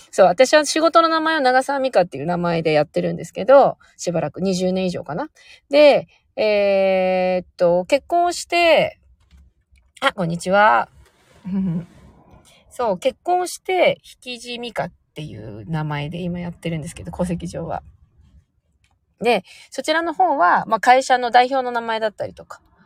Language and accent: Japanese; Sapporo, Hokkaido, Japan; moved away; 実家が北海道なんですけど、北海道の札幌市というところで生まれ育っていて